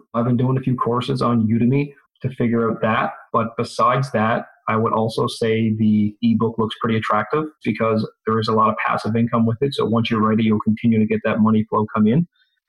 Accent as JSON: {"language": "English", "region": "Newfoundland and Labrador", "country": "Canada", "said": "I am from Newfoundland, Canada."}